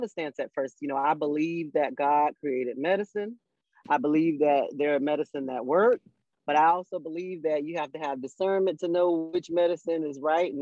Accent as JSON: {"language": "English", "region": "Florida", "country": "United States", "said": "I'm from Florida"}